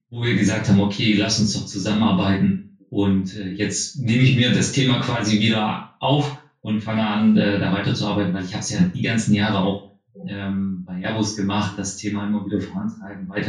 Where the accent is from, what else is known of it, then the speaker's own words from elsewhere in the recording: Saxony-Anhalt, Germany; now in Oldenburg, Germany; sondern ich komme aus Sachsen-Anhalt, aber bin jetzt halt schon seit über 20 Jahren hier im nördlichen Raum ähm, ansässig